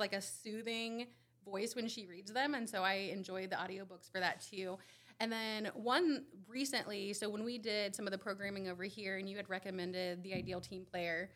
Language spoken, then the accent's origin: English; Randolph County, Indiana, United States; I'm from Randolph County. I still live in Randolph County, moved out for a little bit and came back.